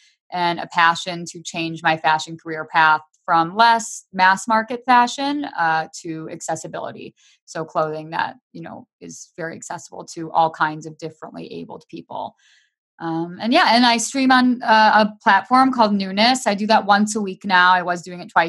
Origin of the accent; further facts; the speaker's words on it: Michigan, United States; now in Las Vegas, United States; I currently live in Las Vegas. However, I'm from Michigan. I grew up in Michigan and I miss it all the time.